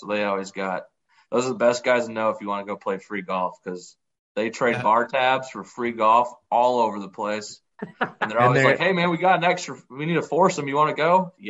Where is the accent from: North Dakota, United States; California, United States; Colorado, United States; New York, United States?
North Dakota, United States; Fargo; moved away as an adult; now in Texas, United States; We're from Fargo, North Dakota originally.